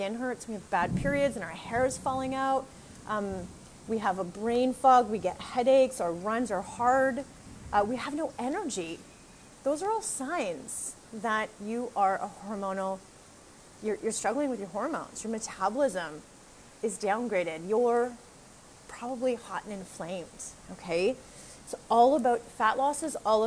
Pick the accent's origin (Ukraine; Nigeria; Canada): Canada; moved away as an adult; now in Costa Rica; I'm a Canadian girl